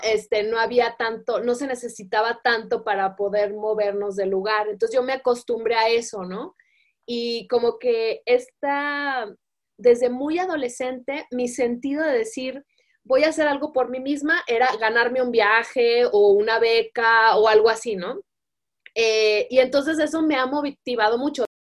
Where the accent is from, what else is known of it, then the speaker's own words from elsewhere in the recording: Guadalajara, Jalisco, Mexico; moved away as an adult; also born or lived in Italy; nací aquí, yo nací aquí muy feliz